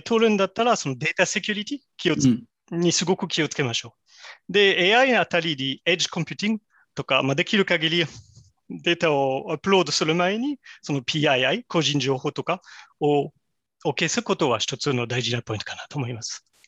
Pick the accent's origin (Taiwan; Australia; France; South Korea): France; Japanese is a second language; moved away as an adult; also born or lived in Kobe, Japan; now in Japan; 私はもともとフランス出身でですけれども、実は日本で働いてもう18年間経ちました。